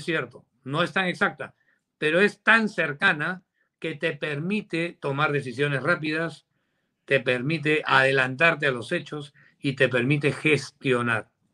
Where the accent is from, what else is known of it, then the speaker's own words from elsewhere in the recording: Peru; now in United States; como empresario peruano